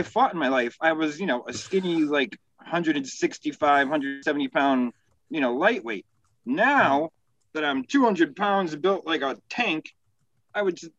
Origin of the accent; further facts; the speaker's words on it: Waterbury, Connecticut, United States; we were in Waterbury, my hometown, not Paulie D's.